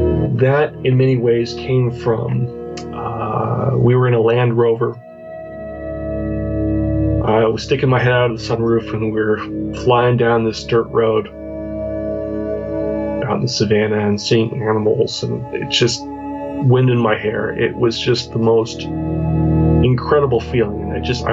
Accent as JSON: {"language": "English", "town": "Spokane", "region": "Washington", "country": "United States", "also_born_or_lived": "Florida / Arizona / Virginia / Portland, Oregon", "moved": "yes", "said": "I'm from the Pacific Northwest in the U.S. originally, a little city called Spokane, Washington"}